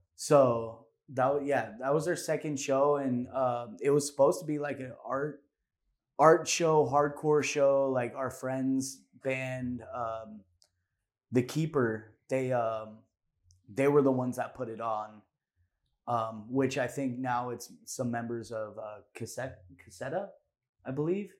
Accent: Orange County, California, United States; Orange County, we're from Orange County.

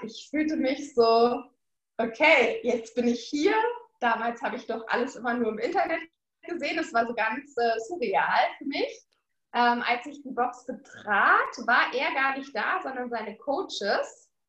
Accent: Berlin, Germany; in Berlin, in meiner Heimat

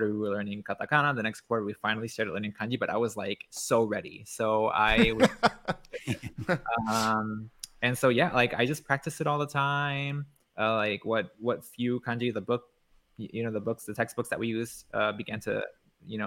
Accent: Puerto Rico; first language Spanish; English is a second language; moved away as an adult; now in Japan; I grew up in Puerto Rico, so I grew up... Like, Spanish is my mother tongue

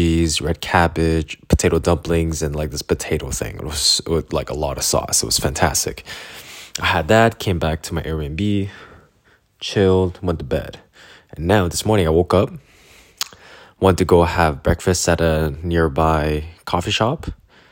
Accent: Canada; I'm from Canada.

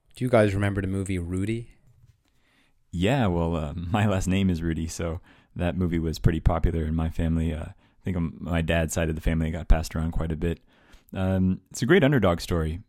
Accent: United States; moved away

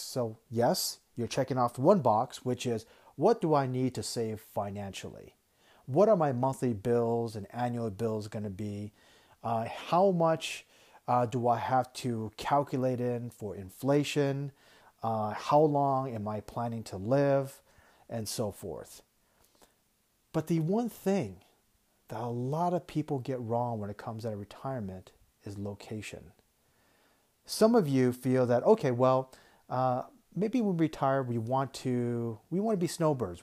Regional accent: Tucson, Arizona, United States; I grew up in Tucson and we get a lot of retirees

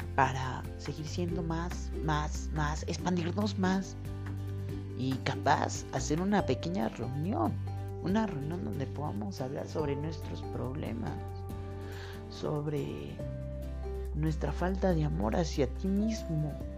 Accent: Colombia; now in Quito, Ecuador; Soy de Colombia, vivo acá en Ecuador, en la ciudad de Quito

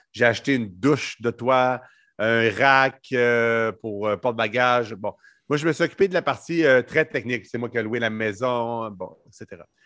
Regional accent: Canada; je suis pas belge. Moi, je suis canadien

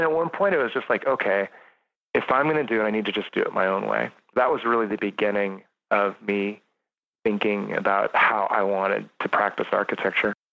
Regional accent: between Lodi and Jackson, rural California, United States; now in San Francisco, United States; I grew up in California. I grew up really rural, uh, kind of between in the Sierras, kind of just at the edge of the Sierras, edge of the San Joaquin Valley

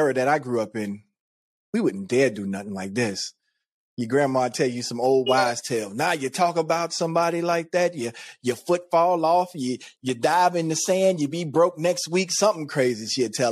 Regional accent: United States; I'm American

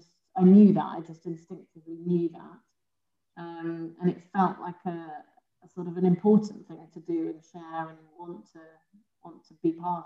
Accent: London, United Kingdom; I grew up in South London

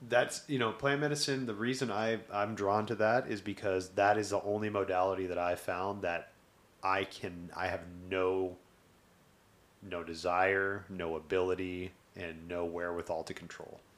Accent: the South, United States; I grew up in the South

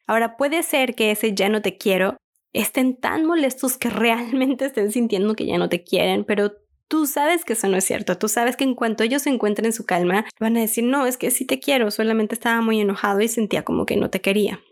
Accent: Mexico; En mi país, México, es muy

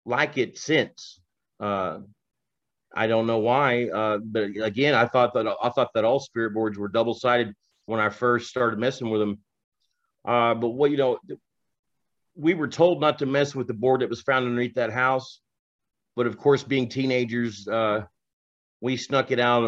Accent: Tulsa, Oklahoma, United States; I'm a researcher from Tulsa

